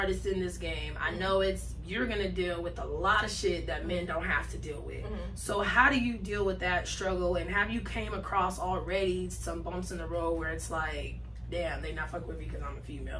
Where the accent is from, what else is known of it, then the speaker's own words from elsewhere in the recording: San Bernardino, California, United States; Born out there.